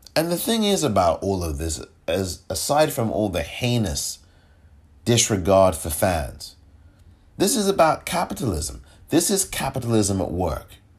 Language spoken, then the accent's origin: English; England, United Kingdom; moved away; I'm from England. I grew up watching football from the terraces.